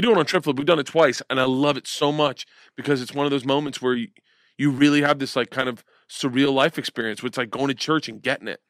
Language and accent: English; Florida, United States; growing up in Florida